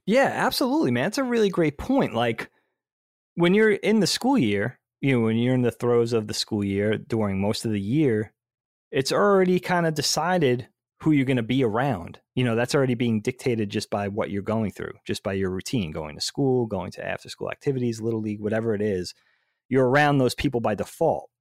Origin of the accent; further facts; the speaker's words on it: Long Island, New York, United States; growing up on Long Island, I guess, in the whole northeast of the United States